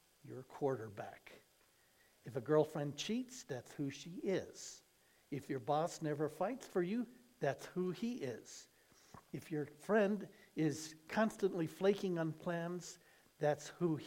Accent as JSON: {"language": "English", "town": "San Diego", "region": "California", "country": "United States", "said": "I'm from the San Diego area"}